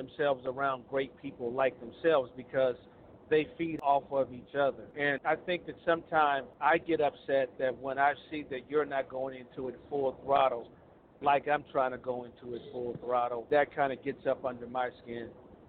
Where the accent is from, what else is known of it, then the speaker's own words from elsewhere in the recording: Pasadena, California, United States; moved away as an adult; now in Little Rock, United States; I was born and raised in Pasadena.